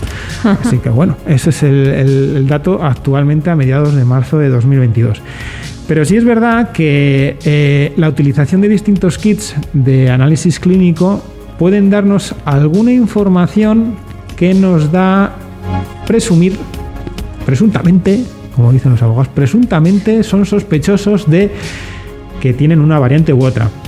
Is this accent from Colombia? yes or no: no; Granada, Andalusia, Spain; now in León, Spain; vengo de Granada sí que lo vivo bastante, lo he vivido bastante